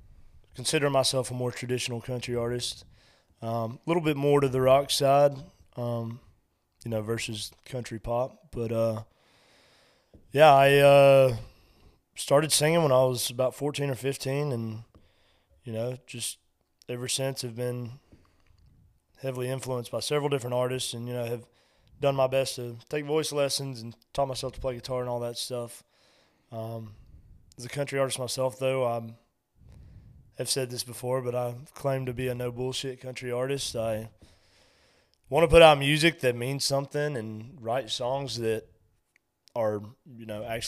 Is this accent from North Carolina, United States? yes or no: yes; Mills River, North Carolina, United States; And I remember being there one time and told somebody I was from Mills River.